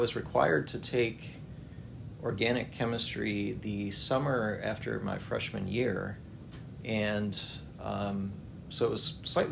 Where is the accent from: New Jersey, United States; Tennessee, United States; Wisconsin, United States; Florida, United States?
Wisconsin, United States; moved away as an adult; also born or lived in South Carolina / Texas / Pennsylvania; now in Alabama, United States; I grew up in Wisconsin and attended Clemson University as an undergraduate.